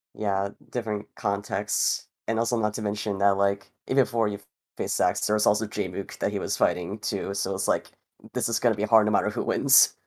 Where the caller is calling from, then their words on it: South Florida, United States; I am calling in from South Florida